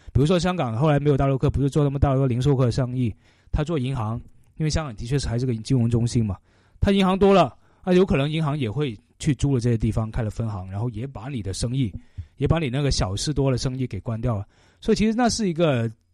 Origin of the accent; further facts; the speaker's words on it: China; 我们中国人